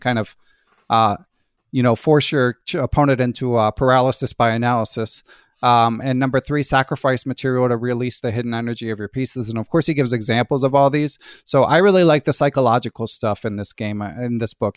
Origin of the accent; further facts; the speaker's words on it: Philadelphia, Pennsylvania, United States; I grew up in Philadelphia